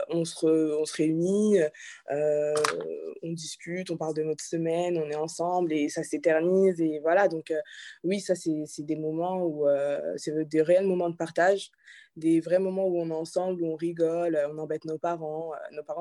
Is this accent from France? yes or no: no; Benin; tu veux être présidente euh, du Bénin, parce que du coup je suis béninoise.